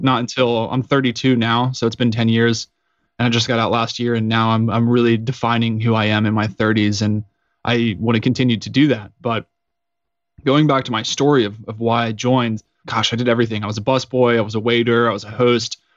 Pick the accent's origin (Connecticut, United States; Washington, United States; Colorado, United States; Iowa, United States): Colorado, United States; Woodland Park; I'm from Colorado at a small town called Woodland Park, which is about eighty-five hundred feet up in the mountains